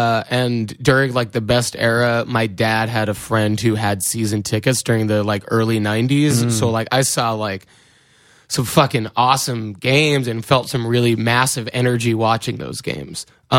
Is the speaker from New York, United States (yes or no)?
yes; New York, United States; yo, this person from New York, I'm from New York.